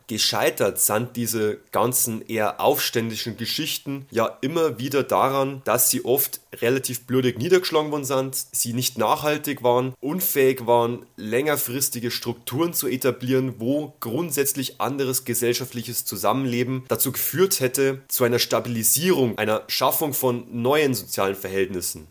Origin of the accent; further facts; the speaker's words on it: Bavaria, Germany; bei uns in Bayern